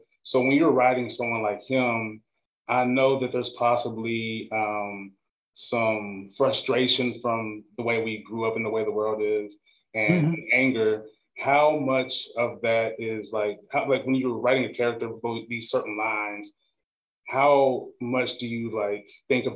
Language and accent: English; Nashville, Tennessee, United States; I'm from Nashville